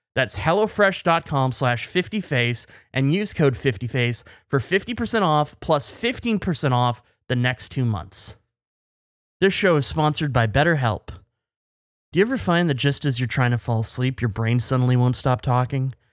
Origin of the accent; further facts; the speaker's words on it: Canada; as a Canadian